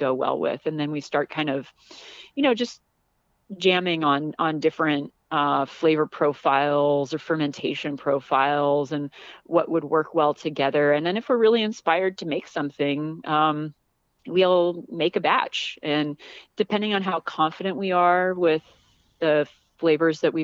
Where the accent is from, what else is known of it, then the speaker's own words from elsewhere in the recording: Southern California, United States; moved away as an adult; I grew up in Southern California